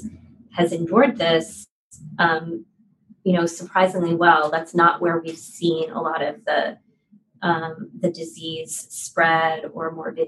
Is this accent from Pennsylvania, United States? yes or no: yes; Philadelphia, Pennsylvania, United States; now in San Francisco, United States; I'm from Philadelphia, and my first concert was the ….